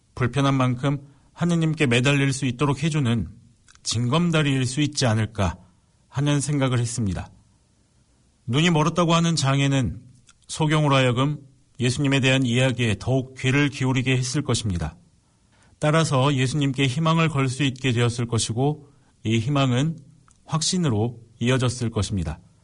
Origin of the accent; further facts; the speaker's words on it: Suncheon, South Jeolla, South Korea; 저는 집이 순천이고 순천교도소에서 저희 집까지 10분이면 되기 때문에